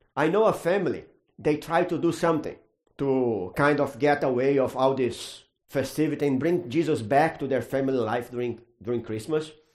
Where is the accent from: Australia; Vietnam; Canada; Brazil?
Brazil; moved away; I grew up in Brazil, that's a Catholic country